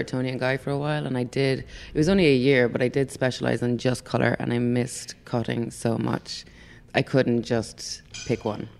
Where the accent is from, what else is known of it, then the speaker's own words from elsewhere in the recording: Ireland; moved away as an adult; now in New York City, United States; I'm Irish. I moved here 3.5 years ago